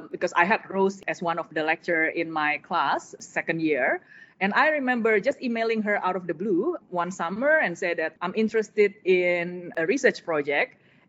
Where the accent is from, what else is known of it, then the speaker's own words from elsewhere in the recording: Jakarta, Indonesia; moved away; my childhood in Indonesia, we grew up in Jakarta. So that's the capital of Indonesia.